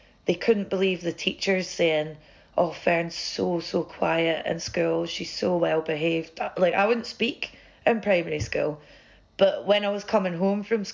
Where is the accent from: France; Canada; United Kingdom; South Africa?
United Kingdom; central belt of Scotland; where I grew up in Scotland, the central belt where I'm from